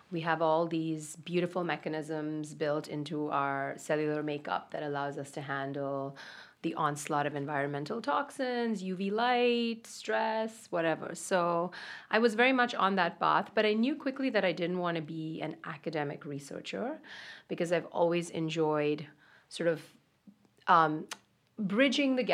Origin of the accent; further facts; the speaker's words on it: India; moved away as an adult; also born or lived in Austin, Texas / Boston; now in New York, United States; I grew up in India